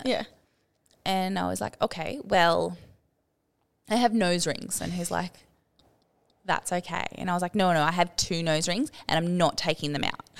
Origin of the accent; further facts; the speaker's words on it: Sydney, New South Wales, Australia; moved away as an adult; also born or lived in Byron Bay / Lennox Head / Townsville; I grew up in Sydney